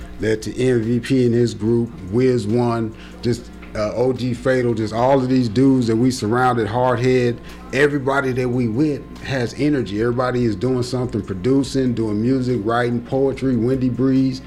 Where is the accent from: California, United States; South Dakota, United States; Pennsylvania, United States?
California, United States; San Francisco Bay Area; now in Austin, United States; I'm originally from the Bay Area